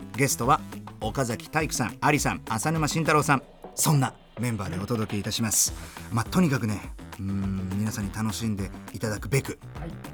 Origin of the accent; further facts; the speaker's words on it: Germany; now in Japan; 僕はあの、まあ、ドイツで生まれました